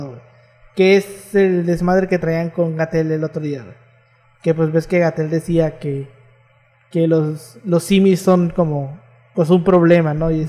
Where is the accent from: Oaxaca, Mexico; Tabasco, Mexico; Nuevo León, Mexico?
Tabasco, Mexico; el estado de enamoramiento es el peor que existe, y eso que yo soy del estado de Tabasco, güey.